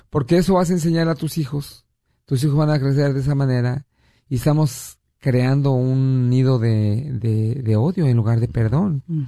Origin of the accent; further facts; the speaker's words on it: Mexico; moved away; yo soy de México y tengo familia en México que tengo mucho tiempo que no veo